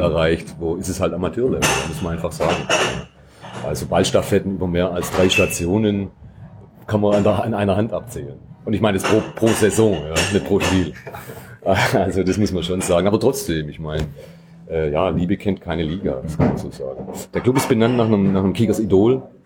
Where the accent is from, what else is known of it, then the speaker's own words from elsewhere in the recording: near Metzingen/Reutlingen, outside Stuttgart, Baden-Württemberg, Germany; moved away as an adult; now in Stuttgart, Germany; ich komme auch nicht direkt aus Stuttgart, sondern ich aus dem Umland Richtung Metzingen, Reutlingen bin ich aufgewachsen